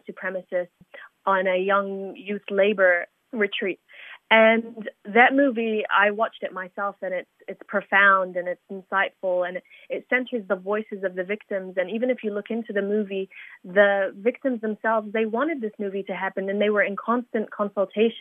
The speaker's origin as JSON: {"language": "English", "town": "Christchurch", "region": "Canterbury", "country": "New Zealand", "tie": "born or raised there", "said": "So I am from Christchurch. I was raised here from a very young age. I moved here when I was 3 years old"}